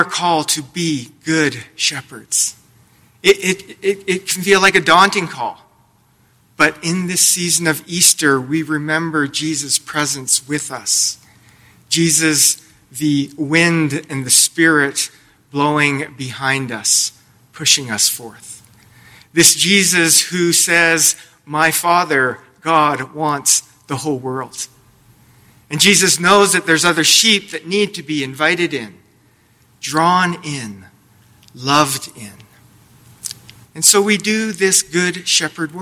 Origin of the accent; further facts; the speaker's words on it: Lethbridge, Alberta, Canada; I grew up in Lethbridge, Alberta